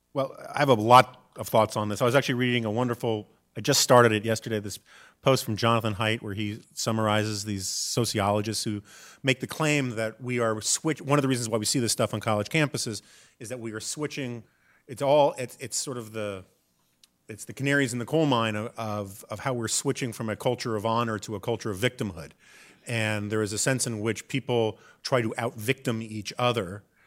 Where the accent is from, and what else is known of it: New York City, New York, United States; born or raised there; now in Washington, United States